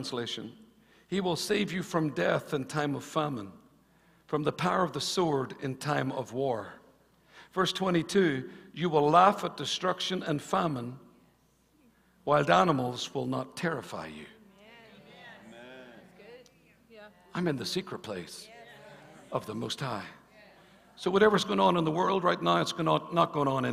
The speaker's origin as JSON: {"language": "English", "region": "Northern Ireland", "country": "United Kingdom", "tie": "born or raised there", "said": "growing up in Northern Ireland, in Ireland"}